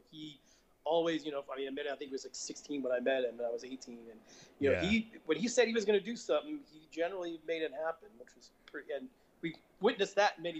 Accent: Los Angeles, California, United States; I grew up in Los Angeles, and we had a bunch of record stores there.

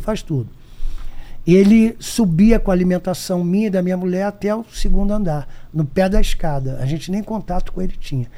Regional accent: Brazil; Eu, eu sou brasileiro

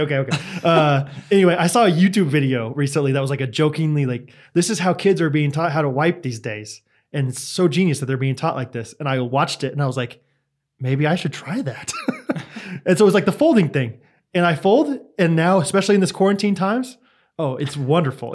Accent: Kansas, United States; I'm literally in the middle of the United States

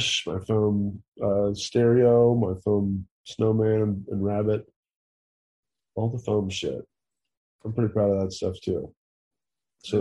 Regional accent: Tennessee, United States; now in California, United States; I'm from Tennessee

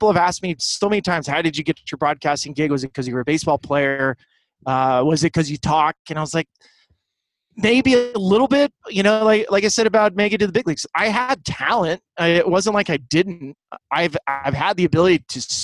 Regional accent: Santa Barbara, California, United States; I grew up in Santa Barbara. I grew up in a little coastal town

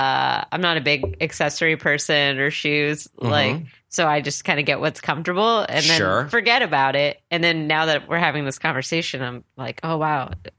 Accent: San Diego, California, United States; moved away as an adult; now in Los Angeles, United States; I'm from San Diego.

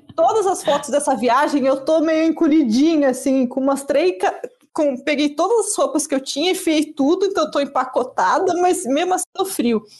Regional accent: Brazil; sou brasileiro

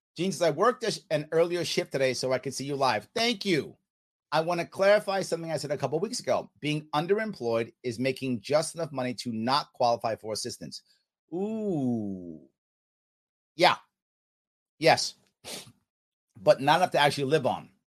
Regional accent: United States; I'm American

